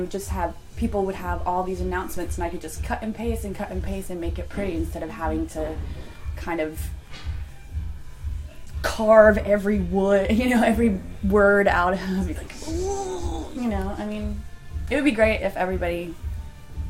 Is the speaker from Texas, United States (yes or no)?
yes; Austin, Texas, United States; moved away; also born or lived in Atlanta; When I moved back to Austin 2 years ago, because I'm from Austin originally